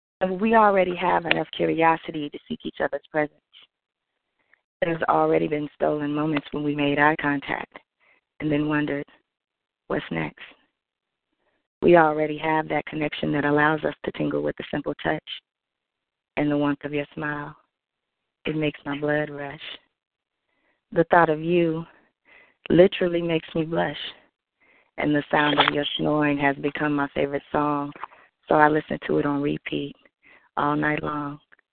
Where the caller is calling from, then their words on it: Oklahoma, United States; I'm calling from Oklahoma.